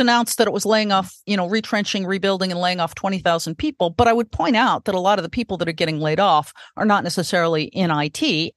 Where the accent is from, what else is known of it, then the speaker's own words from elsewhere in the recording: California, United States; And I was born in California